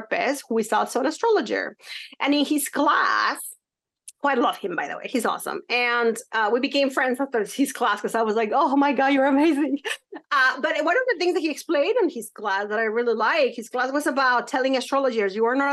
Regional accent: Mexico; now in United States; when I was growing up in Mexico

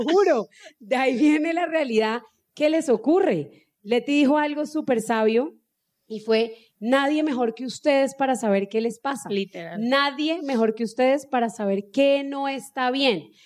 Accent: Cúcuta, Norte de Santander, Colombia; mi familia viene de una región, los que son de acá, pues somos de Cúcuta y pues allá somos bien secos y hablamos bien golpeado

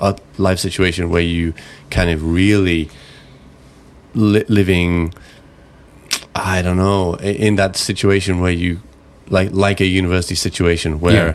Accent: England, United Kingdom; moved away

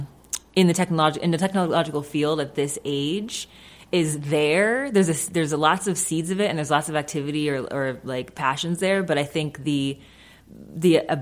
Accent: Springfield, Massachusetts, United States; My parents moved here from Jamaica in their teens. And with like a, you know, a big family of Jamaican immigrants, basically, in Springfield, Massachusetts

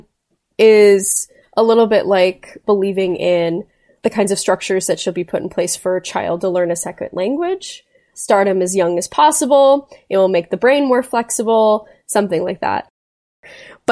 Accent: South Florida, United States; I grew up in South Florida

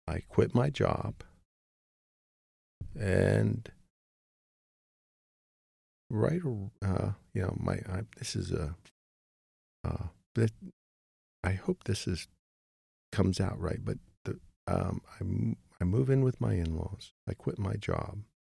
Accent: Pennsylvania, United States; moved away as an adult; So I go back home to my hometown in Pennsylvania

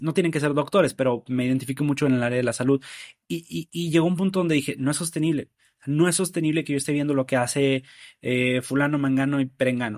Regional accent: Nuevo Laredo, Tamaulipas, Mexico; de mi ciudad natal, en Nuevo Laredo, soy de allá

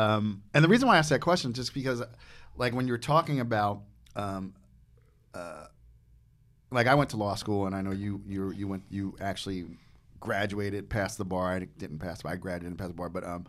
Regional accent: New Jersey, United States; I grew up in Jersey, but, like, I told him, I said, like, my high school was probably 80% white people.

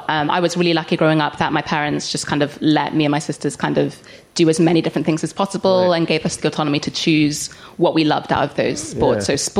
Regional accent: Cardiff, Wales, United Kingdom; moved away; No, so I'm from Cardiff originally.

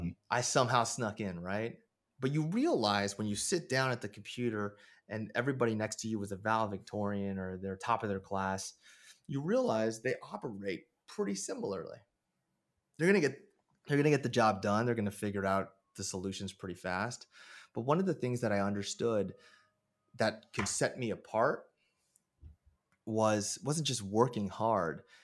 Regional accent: Moraga, California, United States; growing up in Moraga

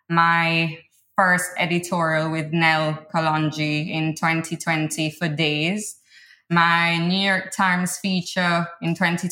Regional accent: Kingston, Jamaica; moved away as an adult; now in London, United Kingdom; I'm from Kingston, Jamaica, born and raised. I'm based in London 7 years now.

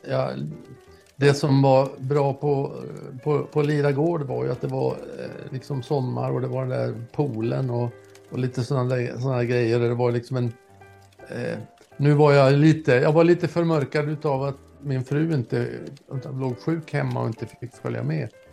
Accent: Norrland, Sweden; jag satt uppe i Norrland där jag kommer ifrån

